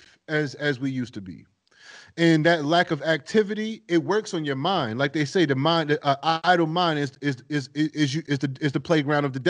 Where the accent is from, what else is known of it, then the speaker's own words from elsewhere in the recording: East Coast, United States; moved away; I'm coming from the East Coast